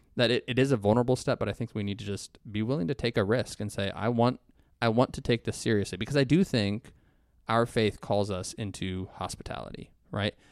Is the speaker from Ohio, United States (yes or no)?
yes; Ohio, United States; I'm from Ohio